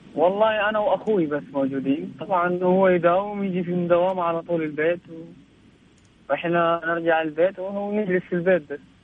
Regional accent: Sudan; now in Al-Ahsa, Saudi Arabia; أنا سوداني

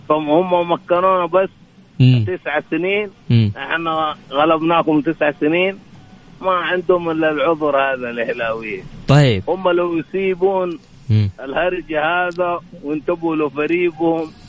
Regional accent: Jeddah, Makkah Province, Saudi Arabia; أنا من جدة بكيلو 14

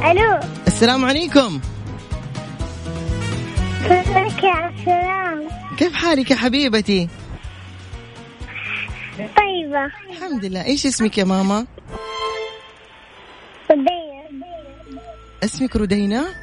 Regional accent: Taif, Makkah Province, Saudi Arabia; من الطايف

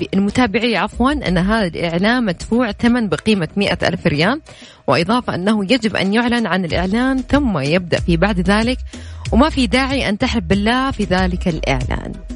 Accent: Najd, Saudi Arabia; accent: Najdi; أنا وأميرة عشان كنا نتكلم نجدي

